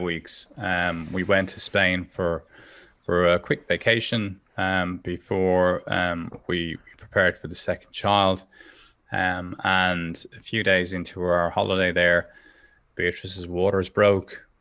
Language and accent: English; Dublin, Leinster, Ireland; I grew up in Dublin